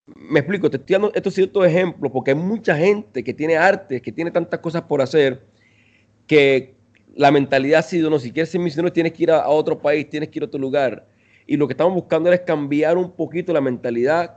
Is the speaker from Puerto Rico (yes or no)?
no; Colombia; moved away as an adult; also born or lived in Venezuela; now in Costa Rica; yo soy de Colombia, eh, soy de Colombia, bueno, nací en Venezuela, pero crecí en Colombia y ahora vivo en Costa Rica.